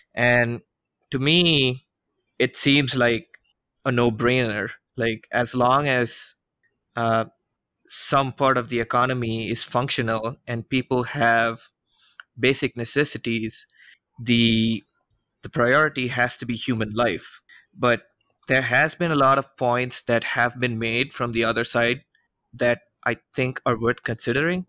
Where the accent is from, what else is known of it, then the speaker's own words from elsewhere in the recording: India; moved away; my hometown